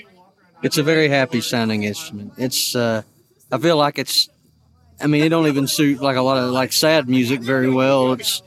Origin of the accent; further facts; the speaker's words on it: Kingsport, Tennessee, United States; I'm from Kingsport, Tennessee